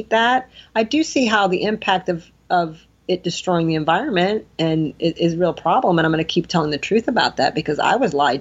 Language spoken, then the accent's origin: English; Detroit, Michigan, United States; I'm from Detroit.